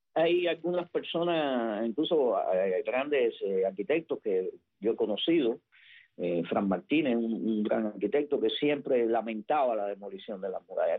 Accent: Havana, Cuba; Yo recuerdo joven, yo vivía en, en Vedado

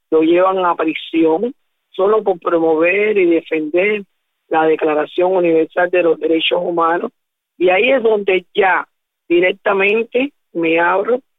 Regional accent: Jovellanos, Matanzas, Cuba; born there; now in Havana, Cuba; Quiero decir que yo soy nacida en Jogoyano Matanza, y me traslado para acá, para La Habana, a vivir en el 1984.

